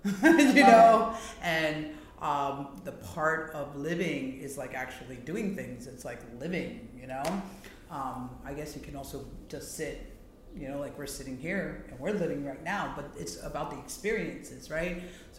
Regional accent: Hialeah, Florida, United States; I grew up down here in South Florida. I grew up in Hialeah, and I went to Milam Elementary in the heart of West Hialeah, like right next to Westland Mall.

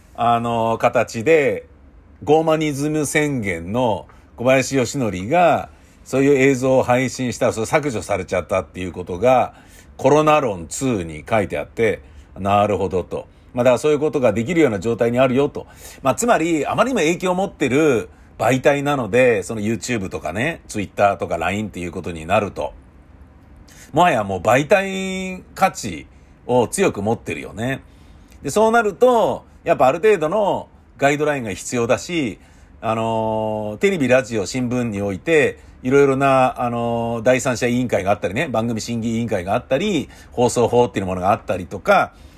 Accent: Tokyo, Japan; 東京人としてもね。

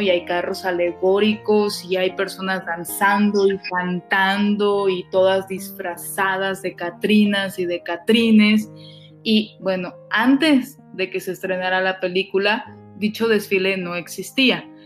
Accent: Mexico; somos los mexicanos

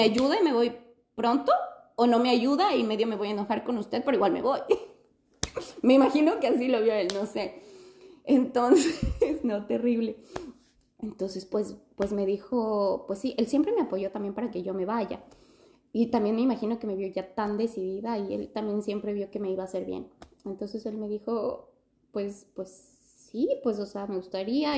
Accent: Ecuador; moved away as an adult; now in Adelaide, Australia; yo vine cuando tenía 23 y, y vine directo de Ecuador

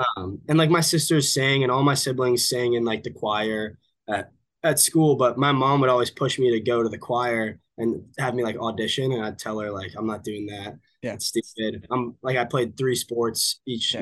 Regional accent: Villanova, Pennsylvania, United States; also born or lived in California / Boston, Massachusetts; now in Texas, United States; I grew up probably probably about an hour from you if you're in northern New Jersey in Villanova, Pennsylvania

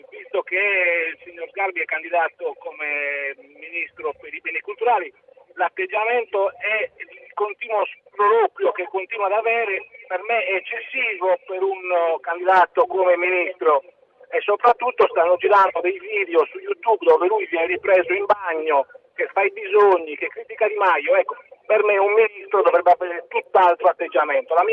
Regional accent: Italy; Sono uno dei pochi italiani che si è occupato di cultura sarta

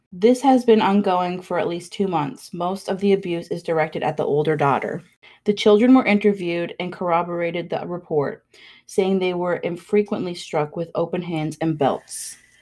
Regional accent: Wabush, Newfoundland and Labrador, Canada; I'm from Wabush

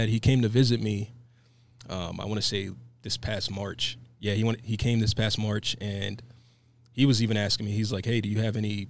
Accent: Allentown, Pennsylvania, United States; moved away as an adult; also born or lived in Dallas, Texas; now in Reno, United States; originally, I'm from a small town called Allentown, Pennsylvania

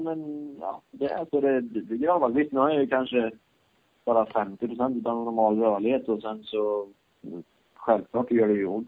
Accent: Sweden; now in Spain; när jag var på USM-nivå hemma i Sverige

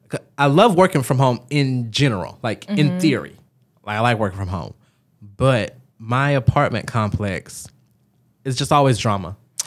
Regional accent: Georgia, United States; I'm from Georgia, I'm an American

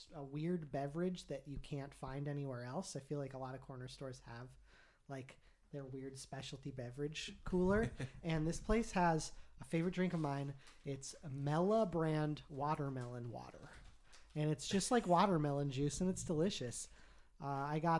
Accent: Oregon, United States; Al, Tim, and I all grew up here in Oregon

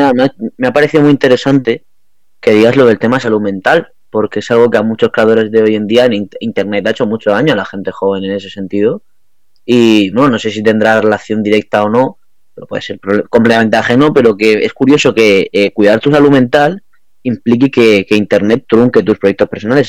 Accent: Region of Murcia, Spain; la imagen que damos de, de la región en Murcia

